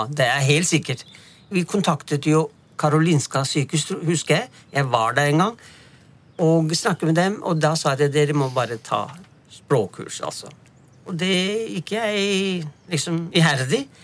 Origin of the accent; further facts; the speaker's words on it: Lahore, Punjab, Pakistan; moved away as an adult; also born or lived in Karachi / Stockholm; now in Lørenskog, Norway; fra Punjab, fra hjemmestedet mitt Lahore